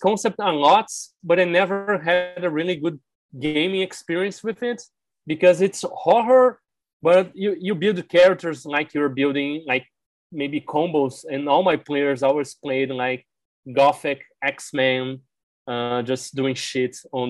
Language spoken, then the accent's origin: English; Brazil; first language Portuguese; English is a second language